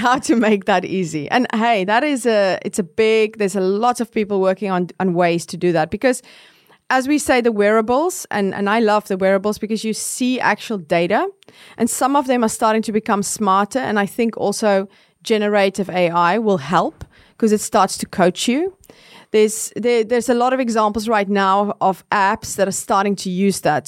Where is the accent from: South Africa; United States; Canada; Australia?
South Africa; I grew up in South Africa